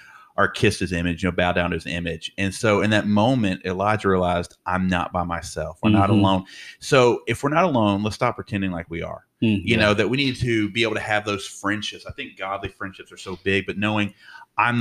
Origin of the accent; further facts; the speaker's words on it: the South, United States; how Southern I am